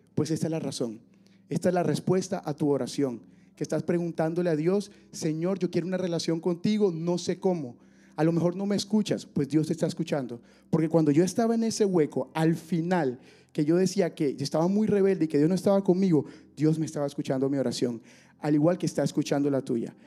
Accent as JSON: {"language": "Spanish", "town": "Barranquilla", "region": "Atlántico", "country": "Colombia", "tie": "born or raised there", "moved": "as an adult", "said": "yo nací en Barranquilla, Colombia"}